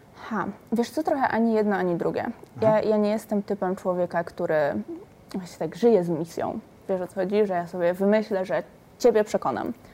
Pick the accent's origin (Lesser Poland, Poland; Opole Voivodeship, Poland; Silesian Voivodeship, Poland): Silesian Voivodeship, Poland; moved away; moje miasto rodzinne, wychowywałam się na Górnym Śląsku